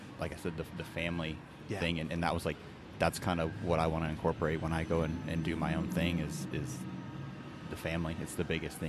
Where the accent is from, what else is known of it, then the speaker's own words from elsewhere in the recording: Ohio, United States; moved away; I'm from Ohio